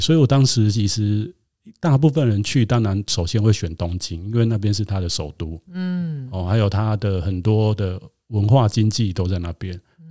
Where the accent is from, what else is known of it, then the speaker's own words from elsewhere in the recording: Taiwan; 我想在台湾长大